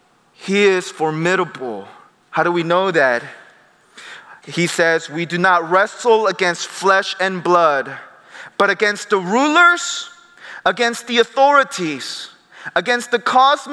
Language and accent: English; United States; I grew up in the Presbyterian church in the States, but I had my missions background where I saw crazy things in South America.